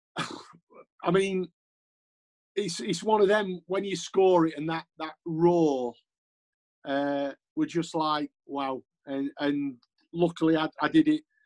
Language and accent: English; Yorkshire and the Humber, United Kingdom; I'm a Yorkshireman